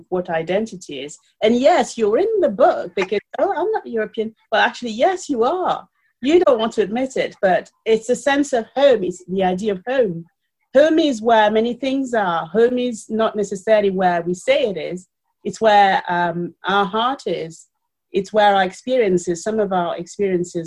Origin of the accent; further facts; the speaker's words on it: Paris, Île-de-France, France; moved away as an adult; also born or lived in Cameroon; now in United Kingdom; I was born in Cameroon, and I grew up in Paris, and I live in the UK